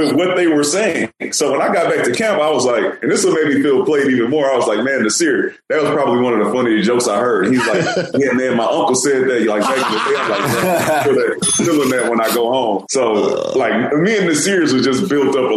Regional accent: Houston, Texas, United States; also born or lived in New York; I'm from Houston, and we used to have the Houston Oilers

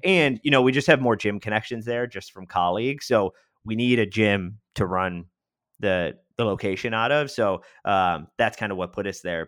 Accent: Rochester, New York, United States; moved away as an adult; also born or lived in Washington, D.C.; now in Tampa, United States; I'm from Western New York in, in Rochester, and that's where I grew up

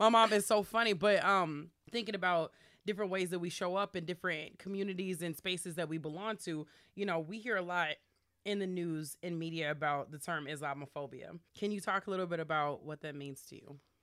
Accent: Minneapolis, Minnesota, United States; also born or lived in Chicago; I grew up, uh, over in the South Minneapolis, like Lindale, uh, area

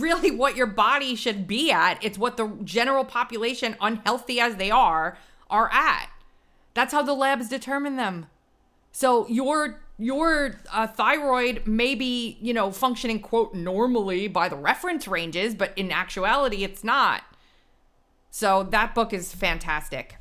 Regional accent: Long Island, New York, United States; He's from my hometown.

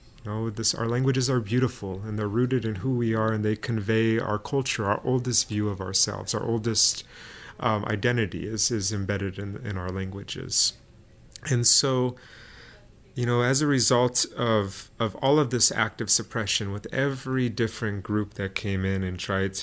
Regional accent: southern Oakland, San Leandro, Hayward, California, United States; San Leandro Creek and San Lorenzo Creeks in southern Oakland, San Leandro, Hayward. That's where I grew up

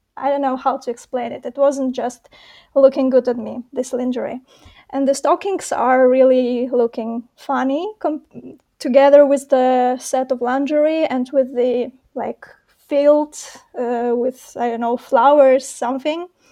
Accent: Belarus; moved away as an adult; now in Warsaw, Poland; originally I was born and raised in Belarus.

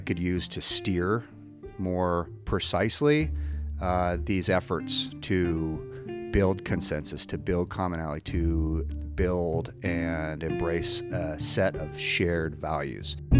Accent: Billings, Montana, United States; I grew up in Billings

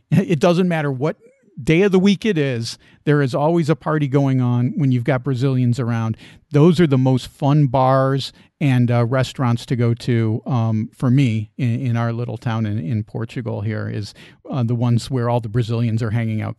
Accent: Chicago, Illinois, United States; Now, I grew up in the Chicago area

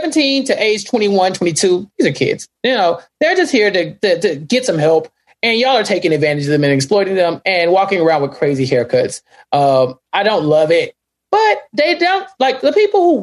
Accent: Central Texas, United States; I am from Central Texas

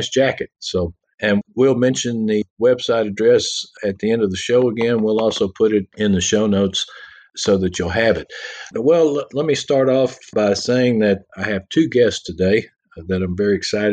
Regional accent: Texas, United States; those of us from Texas

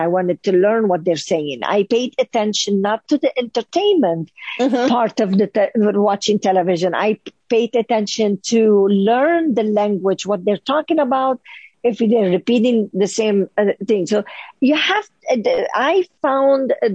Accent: Lebanon; moved away as an adult; now in United States; living in Lebanon, being divorced, being a single mother

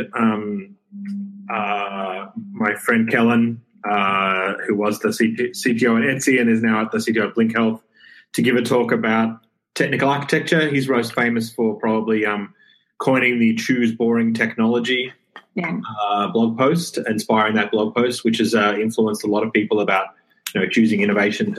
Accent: Australia; I'm Australian

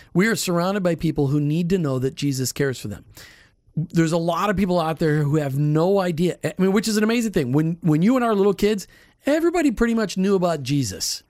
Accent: Minnesota, United States; I grew up in Minnesota

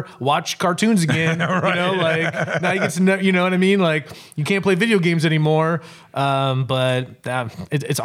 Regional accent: Cedar, Michigan, United States; I grew up actually in Cedar, Michigan, which is outside

